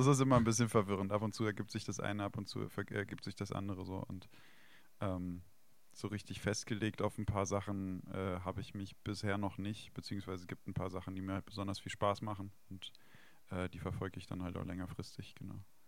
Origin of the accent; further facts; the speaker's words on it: Weinstraße, Rhineland-Palatinate, Germany; moved away; ich bin äh, an der Weinstraße in Rheinland-Pfalz, also aufgewachsen und geboren.